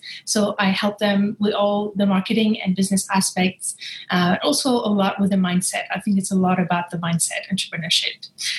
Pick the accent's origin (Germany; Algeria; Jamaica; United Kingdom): Algeria; I come from Algeria, but I was raised across 8 countries. I'm an expat child in a way, I'm a third culture kid. I've been moving my whole life, moved from a country to another.